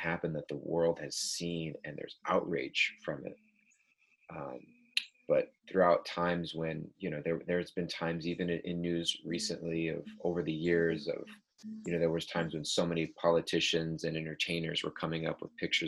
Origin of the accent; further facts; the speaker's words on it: Southern California, United States; I grew up in Southern California, which is a heavily Hispanic neighborhood where I live.